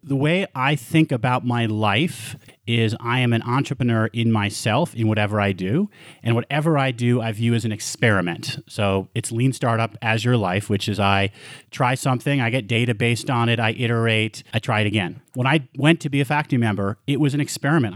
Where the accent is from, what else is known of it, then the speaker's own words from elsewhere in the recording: Westchester County, New York, United States; moved away as an adult; also born or lived in Montreal, Canada / Bronx, New York; now in Colorado, United States; Then I moved to Westchester County when I was seven, and there I went to elementary school, middle school, high school